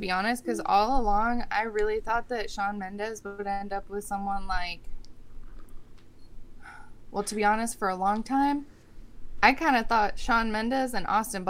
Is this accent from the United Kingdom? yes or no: yes; United Kingdom; I'm a Brit.